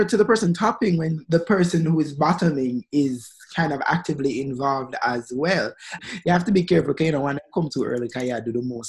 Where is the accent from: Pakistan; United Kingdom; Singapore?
Pakistan; Girl, stop. I'm from Pakistan.